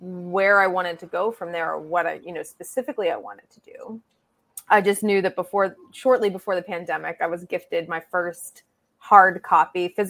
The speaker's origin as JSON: {"language": "English", "town": "Pittsburgh", "region": "Pennsylvania", "country": "United States", "tie": "born or raised there", "moved": "as an adult", "lives_now": "New York, United States", "said": "I grew up in Pittsburgh, but I've been in New York for 15 years"}